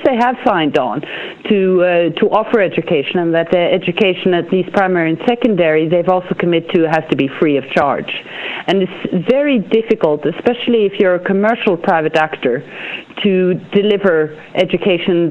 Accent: Norway; I'm from Norway

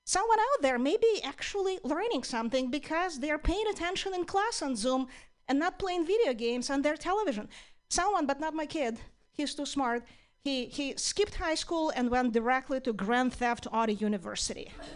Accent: Ukraine; now in United States; I'm originally from Ukraine

